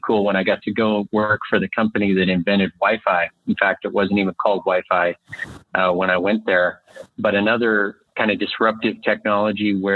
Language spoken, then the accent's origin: English; Montana, United States; moved away as an adult; also born or lived in Austin, Texas; I grew up here in Montana. I'm coming to you from Whitefish, Montana, yeah, fifth generation Montanan